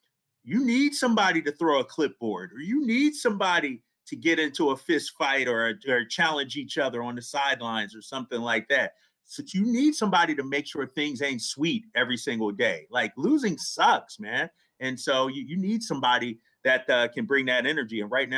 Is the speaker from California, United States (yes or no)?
yes; California, United States; growing up in California, when the Kings were rocking, it was the most difficult place to play.